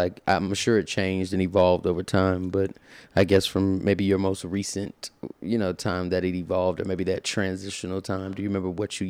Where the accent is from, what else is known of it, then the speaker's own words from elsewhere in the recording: Alabama, United States; also born or lived in Florida; Growing up in Alabama and then South Florida, and to your point, you know, knowing nothing outside of maybe church or choir rehearsal